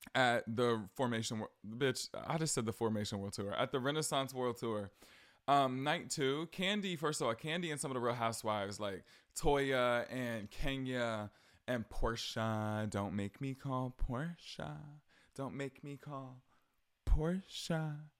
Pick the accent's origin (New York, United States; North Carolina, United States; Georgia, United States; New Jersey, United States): Georgia, United States; southern; I visited, uh, my hometown, like, southern Georgia, more south than I live now.